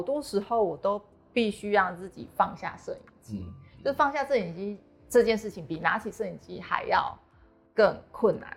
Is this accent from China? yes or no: no; Taiwan; 我身为台湾人